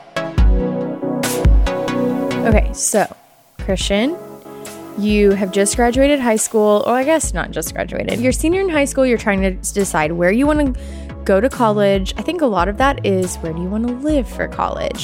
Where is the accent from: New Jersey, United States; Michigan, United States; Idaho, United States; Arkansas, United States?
Arkansas, United States; Bentonville; moved away as an adult; now in Columbia, Missouri, United States; I grew up in Arkansas my whole life and came to Mizzou for journalism